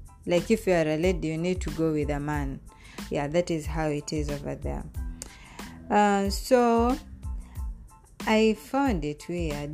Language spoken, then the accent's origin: English; Kenya; moved away as an adult; also born or lived in Saudi Arabia; I came with him from Kenya